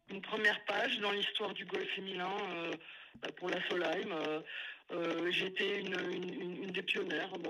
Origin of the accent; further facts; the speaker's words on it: Biarritz, Nouvelle-Aquitaine, France; en tant que française en sortant de mon petit Pays Basque de Biarritz